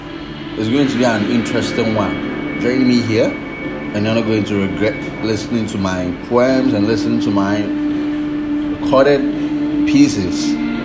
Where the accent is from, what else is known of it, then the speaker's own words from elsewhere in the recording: Ghana; this is a Ghanaian boy